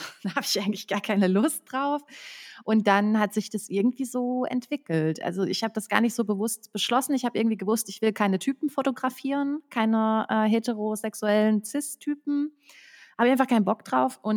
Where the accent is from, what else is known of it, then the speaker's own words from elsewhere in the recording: Frankfurt, Hesse, Germany; now in Berlin, Germany; Ich wohne in Berlin, ich komme aus Frankfurt am Main.